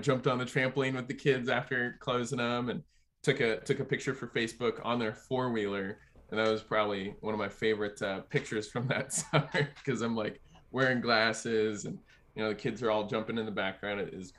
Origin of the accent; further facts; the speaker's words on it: Minnesota, United States; I'm selling books door to door for my internship. I'm from Minnesota.